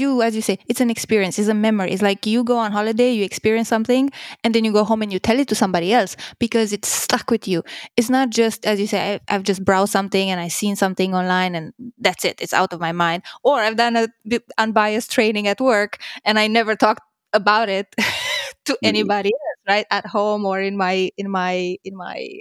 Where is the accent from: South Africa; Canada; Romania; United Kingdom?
Romania; I'm from Romania